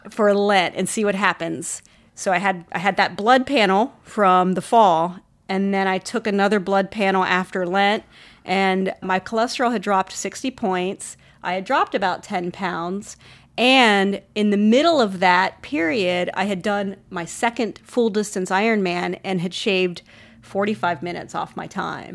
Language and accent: English; Columbus, Ohio, United States; moved away as an adult; now in Austin, United States; I am originally from Ohio, like you and your family. I'm from Columbus and moved to the great state of Texas and haven't left